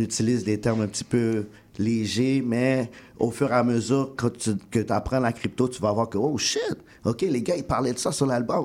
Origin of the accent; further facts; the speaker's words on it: Montreal, Quebec, Canada; on vient de Rivière-des-Prairies.